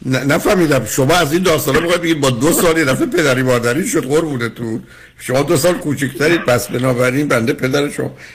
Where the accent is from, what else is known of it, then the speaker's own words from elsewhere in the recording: Shiraz, Fars, Iran; تو دبستان در شیراز